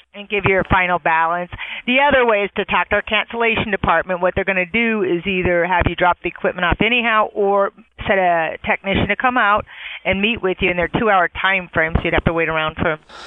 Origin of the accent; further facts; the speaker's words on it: San Diego, California, United States; also born or lived in Wyoming; I grew up in East County